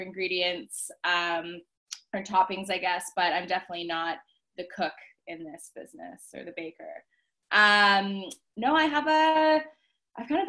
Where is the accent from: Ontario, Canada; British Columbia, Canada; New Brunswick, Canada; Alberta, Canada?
Ontario, Canada; Ottawa; now in Toronto, Canada; I'm born and raised in Ottawa as well. I moved to Toronto for university